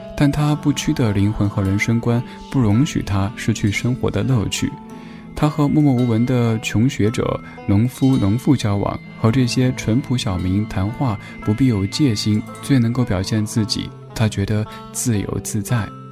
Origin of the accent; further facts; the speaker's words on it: China; 我们作为中国人